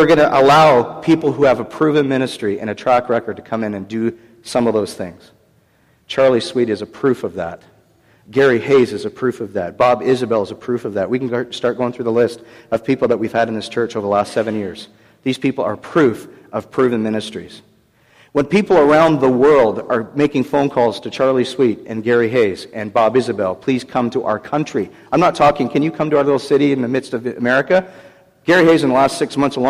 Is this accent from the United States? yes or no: no; Canada; I'm from Canada